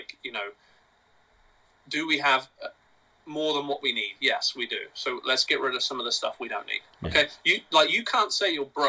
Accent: England, United Kingdom; now in United States; I love England, right? I'm English. I was there for 18 years.

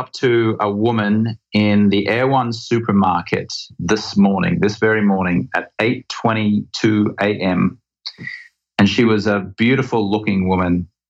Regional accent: Brisbane, Queensland, Australia; moved away as an adult; also born or lived in England; now in Venice Beach, United States; Grew up in Brisbane, Australia. I am a naturalized American citizen. So I guess you could say I'm Australian-American.

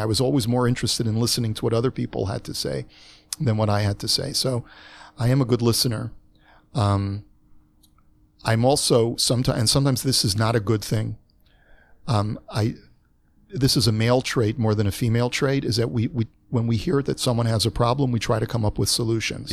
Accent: Los Angeles, California, United States; moved away as an adult; now in Toronto, Canada; I moved to Toronto from Los Angeles. I was already forty-eight years old

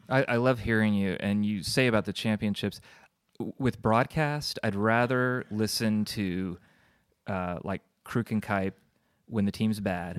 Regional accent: Burlingame, California, United States; also born or lived in Oakland; now in Alameda, United States; I grew up in Burlingame

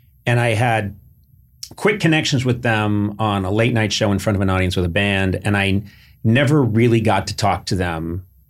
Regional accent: New Hampshire, United States; people have all these preconceived notions about like New Hampshire, growing up in New Hampshire.

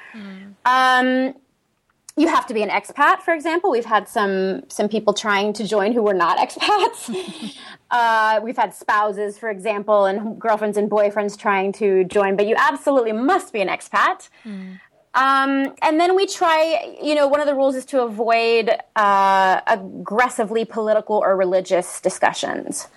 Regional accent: San Diego, California, United States; moved away as an adult; also born or lived in Eastern Switzerland; now in Switzerland; I grew up in San Diego, California.

